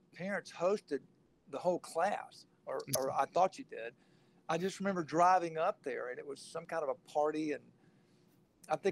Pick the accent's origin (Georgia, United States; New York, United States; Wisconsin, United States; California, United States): Georgia, United States; Rome; now in Dallas, United States; I grew up in Rome. I was a day student